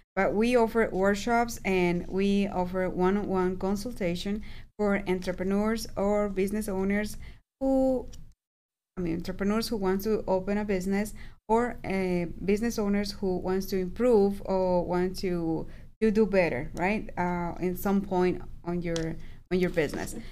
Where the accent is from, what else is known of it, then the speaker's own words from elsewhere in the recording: Aguascalientes, Mexico; moved away; I am from Aguascalientes